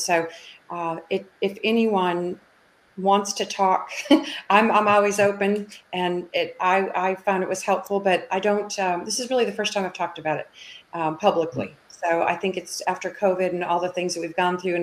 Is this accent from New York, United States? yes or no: no; Minneapolis, Minnesota, United States; moved away as an adult; also born or lived in Dallas, Texas; I grew up in Minneapolis, Minnesota, and I moved into Dallas in 1982